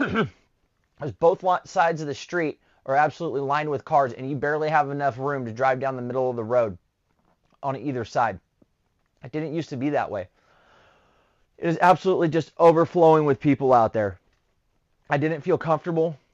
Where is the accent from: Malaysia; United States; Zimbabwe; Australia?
United States; Southern California; moved away as an adult; I'm originally from Southern California